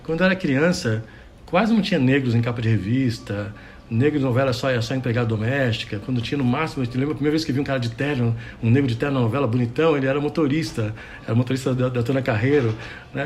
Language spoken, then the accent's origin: Portuguese; Santos, São Paulo, Brazil; Eu nasci em Santos, né, São Paulo, do lado da Mata Atlântica